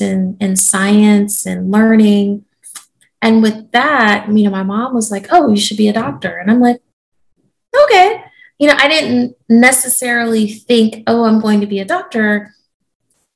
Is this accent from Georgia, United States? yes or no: yes; Georgia, United States; moved away; also born or lived in South Carolina / Japan; I grew up in Georgia, so I consider myself a Southerner.